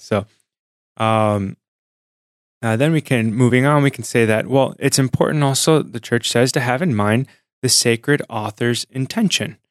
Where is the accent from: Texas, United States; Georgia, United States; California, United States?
California, United States; San Diego; Sunny San Diego, born and raised